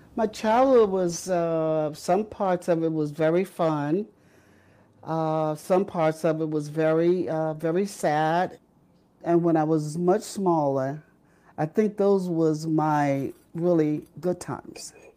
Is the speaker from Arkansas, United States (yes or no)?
yes; Hardwick, Arkansas, United States; moved away as an adult; I grew up in Hardwick, Arkansas, and I'm a reverse freedom rider